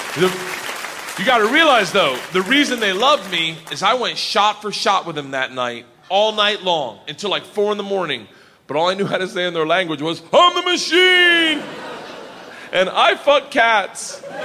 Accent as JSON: {"language": "English", "region": "Florida", "country": "United States", "said": "I'm from Florida."}